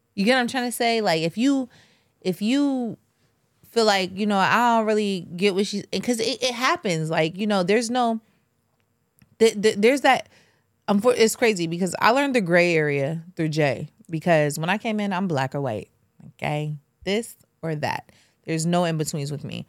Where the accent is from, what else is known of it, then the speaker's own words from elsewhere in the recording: Jamaica; I'm Jamaican.